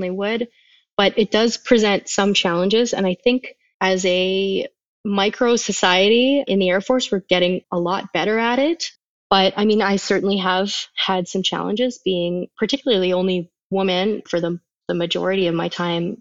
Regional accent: Canada; being Canadian and living in Canada

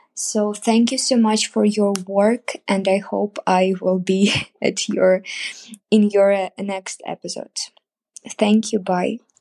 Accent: Ukraine; English is a second language; I'm from Ukraine, and I have been learning English for ten years

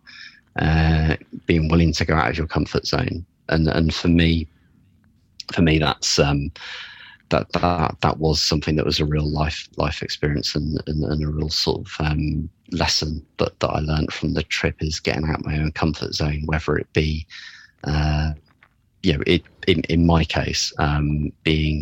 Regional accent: United Kingdom; as a Brit

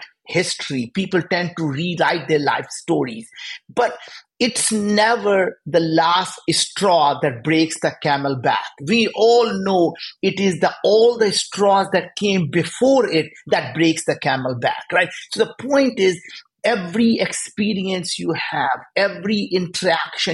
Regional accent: India; moved away; we grew up in India. We were very poor

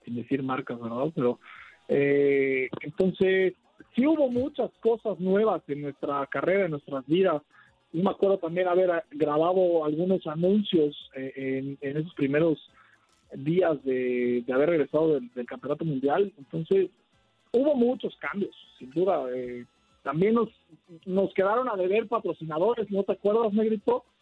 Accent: Mexico; como mexicanos

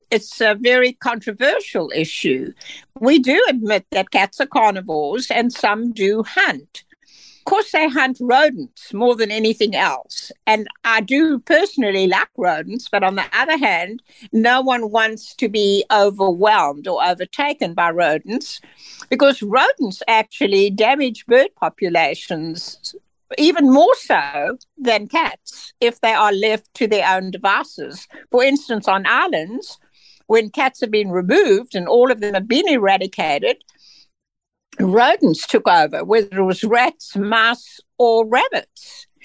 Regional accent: South Africa; moved away as an adult; now in United States; I'm from South Africa

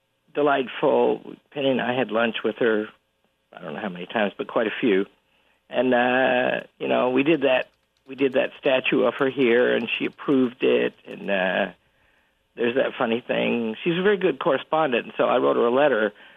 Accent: Yorkshire and the Humber, United Kingdom; Yes, Sir Alan. And I'm from Yorkshire.

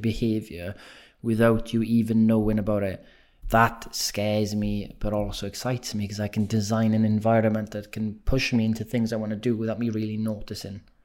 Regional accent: Wales, United Kingdom; accent: Welsh; moved away; I have been told my accent's gone extra Welsh since I've been back in Wales

